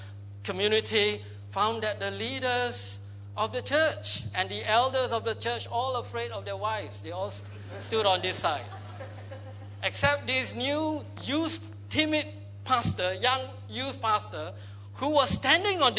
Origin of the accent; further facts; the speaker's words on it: Malaysia; I grew up in Malaysia